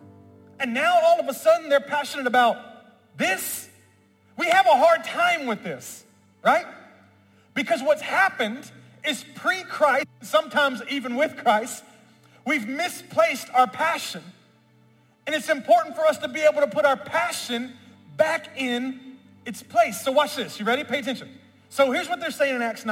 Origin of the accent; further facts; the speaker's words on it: Memphis, Tennessee, United States; I'm from Memphis, where I was born and raised